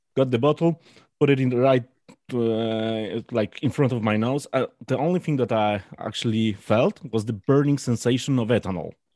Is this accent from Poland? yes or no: yes; Poland; I'm from Poland